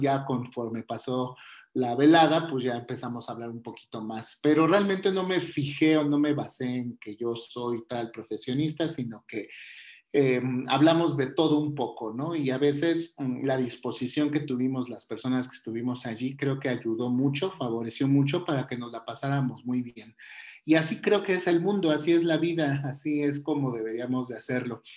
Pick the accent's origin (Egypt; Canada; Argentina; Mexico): Mexico; nosotros como mexicanos este, tenemos toda esta cultura